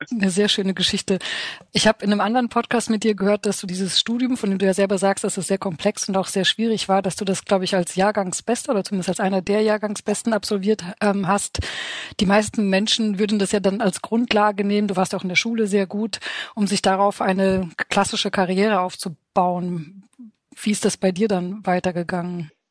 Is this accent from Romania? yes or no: yes; Romania; now in Germany; ich bin in Rumänien aufgewachsen